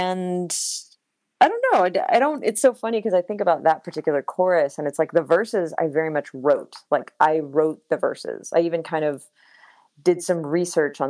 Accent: United States; I was born in the United States

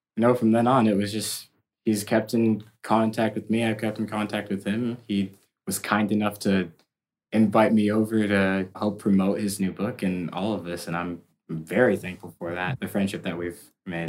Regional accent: Massachusetts, United States; now in Los Angeles, United States; I was raised in Massachusetts.

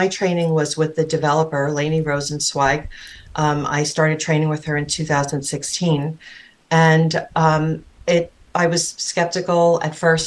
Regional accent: New York City, New York, United States; I grew up on Staten Island.

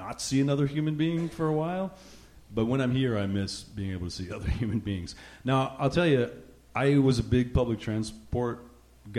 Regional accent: New Jersey, United States; now in Rhode Island, United States; I grew up in Jersey, just over the river. My mom's family's actually from Brooklyn, and I grew up in the whole area.

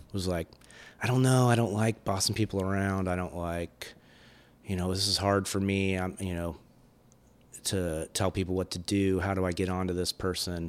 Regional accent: California, United States; moved away; also born or lived in Athens, Georgia; I was born in California

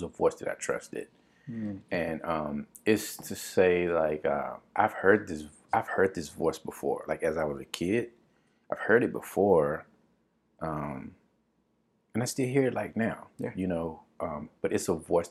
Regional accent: Dallas, Texas, United States; now in Brooklyn, United States; I come from Dallas, Texas, and, you know, it's football country

